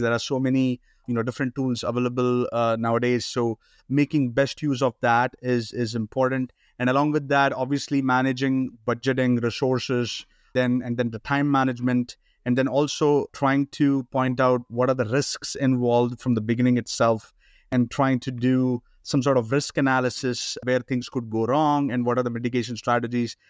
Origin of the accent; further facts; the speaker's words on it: India; moved away as an adult; also born or lived in Canada; now in United States; I've been born and brought up in India